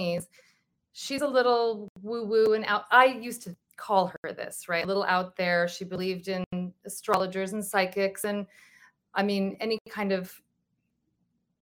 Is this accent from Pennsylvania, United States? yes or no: no; Santa Monica, California, United States; I was born on October 7th, 1974 in Santa Monica